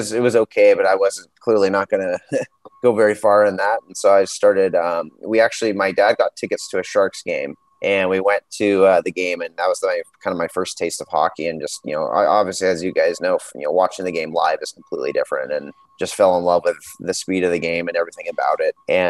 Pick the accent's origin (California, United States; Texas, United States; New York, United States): California, United States; San Jose; moved away as an adult; also born or lived in Washington, D.C.; now in Seattle, United States; my hometown team again in San Jose